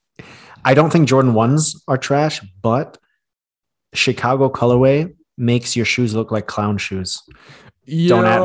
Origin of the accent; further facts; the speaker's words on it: Thailand; moved away; growing up in Asia, in Thailand